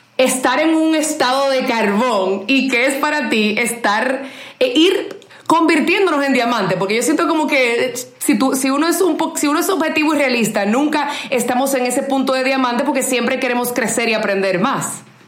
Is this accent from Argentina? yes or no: no; Dominican Republic